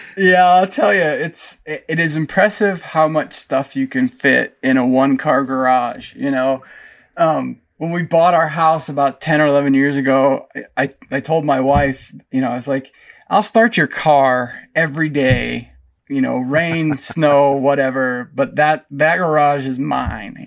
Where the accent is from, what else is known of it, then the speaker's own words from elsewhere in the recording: Pennsylvania, United States; moved away; I grew up back in Pennsylvania on about fifty acres that was surrounded by state forest and state game lands